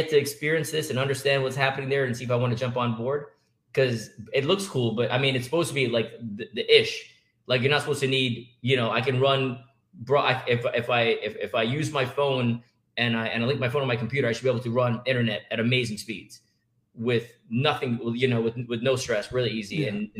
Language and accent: English; Jamaica; now in United States; When I grew up in Jamaica